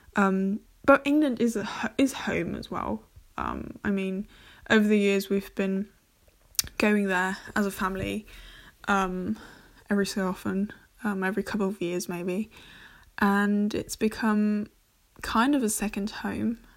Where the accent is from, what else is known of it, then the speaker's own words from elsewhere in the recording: Germany; first language English; I'm half German, half English. I was born and raised here in Germany.